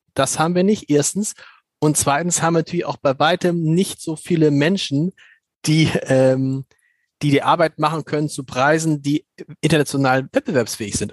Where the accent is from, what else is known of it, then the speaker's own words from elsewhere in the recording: Germany; als Deutsche